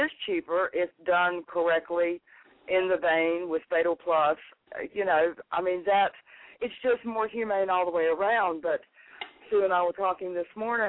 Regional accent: North Carolina, United States; my home state, North Carolina

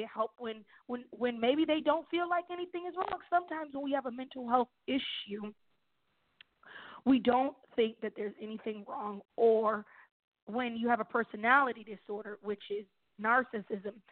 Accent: New York, United States; I'm from New York, born and raised.

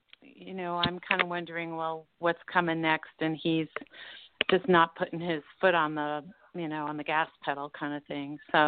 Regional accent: Colorado, United States; from Colorado.

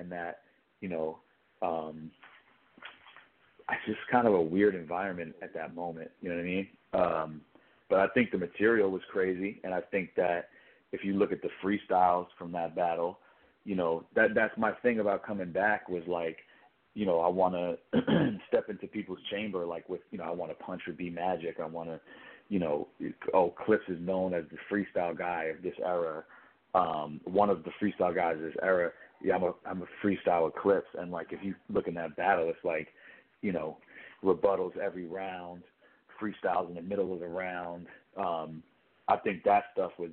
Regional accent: New York, United States; I'm from New York, so that there's something about it that feels comfortable, you know, the slang that people use

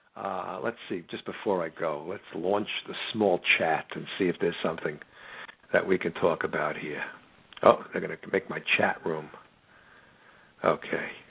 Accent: United States; I'm an American.

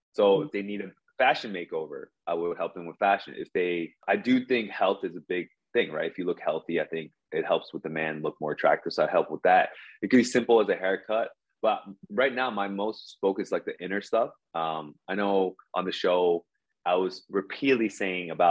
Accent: New Jersey, United States; now in Seoul, South Korea; I'm actually from Jersey, like Mr. Casanova.

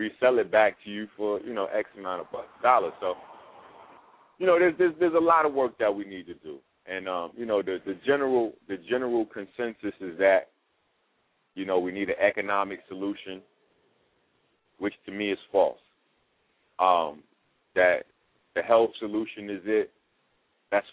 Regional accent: New York, United States; I'm from the Bronx

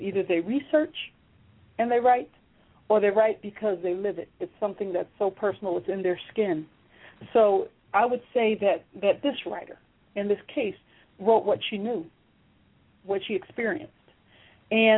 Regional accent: New Jersey, United States; I'm from Jersey

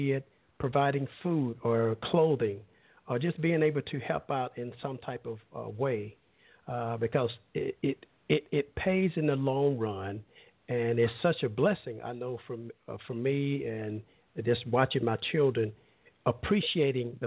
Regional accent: Alabama, United States; I'm from a little smaller town in Alabama, and where everybody knew everyone, and it's always a running joke of, you know, everybody there in my hometown, we were cousins

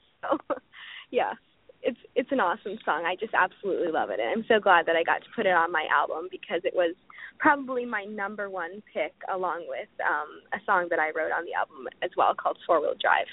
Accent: Canada; I'm a Canadian country singer. I'm from Canada, obviously

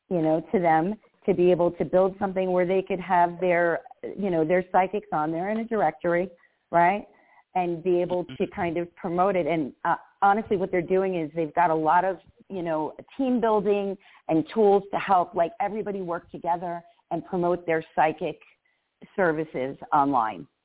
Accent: Las Vegas, Nevada, United States; We're from Sin City, and you know Las Vegas is supposed to be.

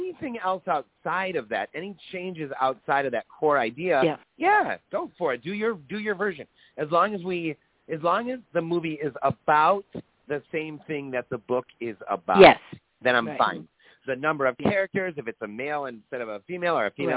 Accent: Michigan, United States; growing up in Michigan

